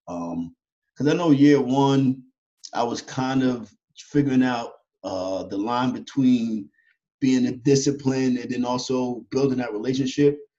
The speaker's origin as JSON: {"language": "English", "town": "Yonkers", "region": "New York", "country": "United States", "tie": "born or raised there", "said": "I was born and raised in Yonkers, New York, uh, inner city kids. I grew up in the project"}